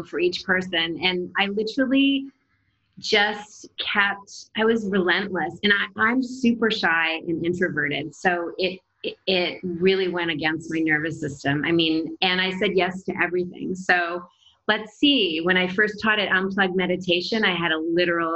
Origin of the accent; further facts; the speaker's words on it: Canada; now in Los Angeles, United States; I'm Canadian